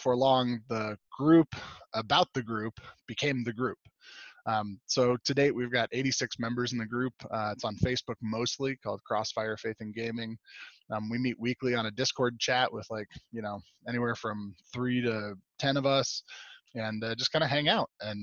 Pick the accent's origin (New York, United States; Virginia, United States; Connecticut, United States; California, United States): California, United States; Southern; moved away as an adult; now in Meeker, United States; I'm originally from Southern California. Grew up, born and raised there